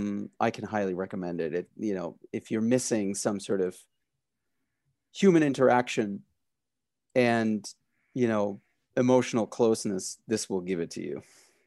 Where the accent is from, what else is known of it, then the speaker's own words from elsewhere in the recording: Berlin, Germany; I grew up in Berlin in Germany, so I fell in love with this sort of French Belgian comics